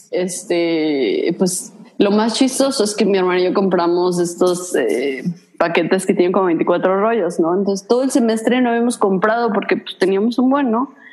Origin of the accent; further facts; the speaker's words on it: Mexico; moved away; yo soy mexicana